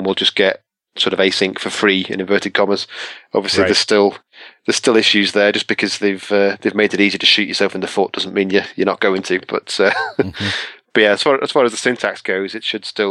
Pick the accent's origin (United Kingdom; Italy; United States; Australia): United Kingdom; England; I'm English